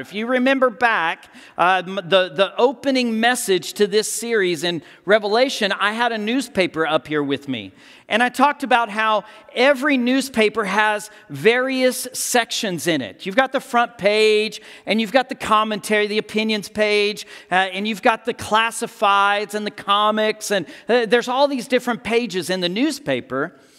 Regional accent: Texas, United States; I'm from Texas.

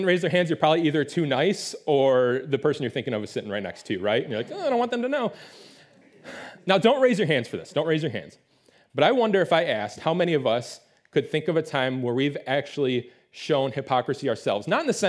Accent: Detroit, Michigan, United States; I grew up in the Metro Detroit area. It's the Motor City. We love our cars up there.

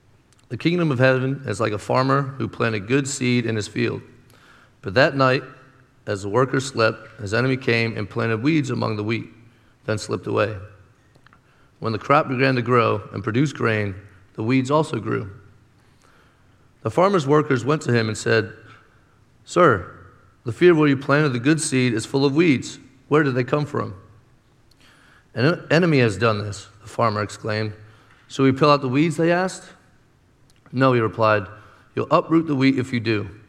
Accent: Pennsylvania, United States; moved away; I came from Pennsylvania, where, okay, give it up. You don't have to be ashamed of Pennsylvania.

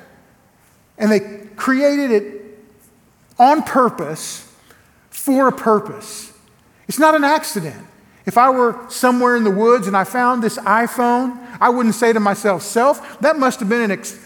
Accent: Elgin, Oklahoma, United States; now in Lawton, United States; I come from a little place called Elgin, Oklahoma, same county where I'm pastoring at now. I live now in Lawton, Oklahoma. I'm at First Baptist Church of Lawton, Oklahoma. But I grew up just down the road in Elgin

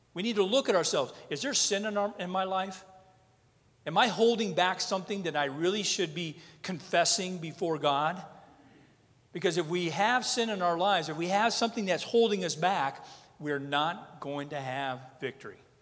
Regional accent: North Dakota, United States; I'm from North Dakota.

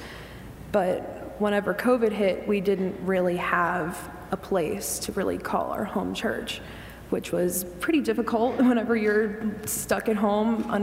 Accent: Carlisle, Pennsylvania, United States; I was born and raised in Carlisle

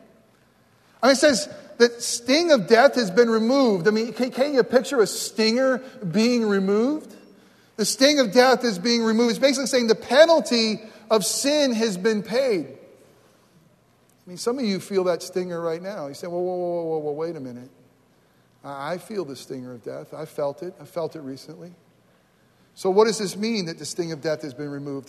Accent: New York, United States; moved away as an adult; also born or lived in Florida / New Jersey; I grew up in New York

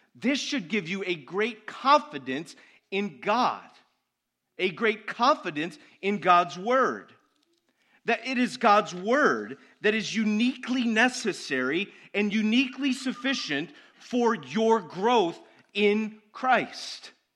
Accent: United States

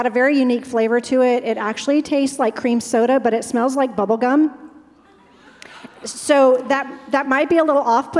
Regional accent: United States; I'm an American

